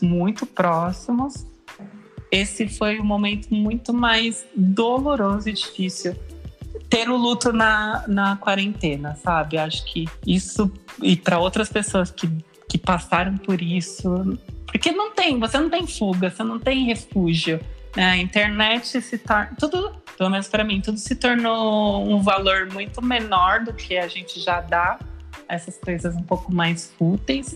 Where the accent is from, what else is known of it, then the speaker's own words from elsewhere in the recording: Osasco, São Paulo, Brazil; moved away as an adult; now in São Paulo, Brazil; Vivi quase toda a minha vida em Osasco, eu sou de Osasco e agora moro em São Paulo